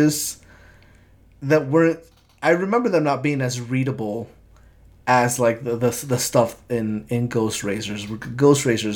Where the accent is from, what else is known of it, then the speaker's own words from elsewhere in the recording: Mexico; when Mexicans see stuff like this in Mexico, we see it in a Spanish dub more often than not